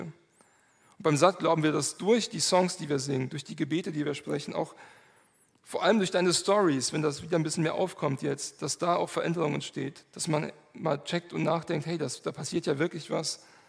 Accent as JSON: {"language": "German", "town": "Manderbach", "region": "Hesse", "country": "Germany", "said": "ich komme aus Manderbach"}